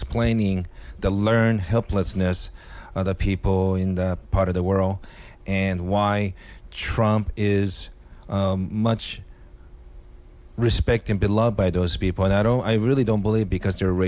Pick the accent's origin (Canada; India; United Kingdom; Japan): Japan; also born or lived in Seattle; now in United States; ethnically Korean, growing up in Japan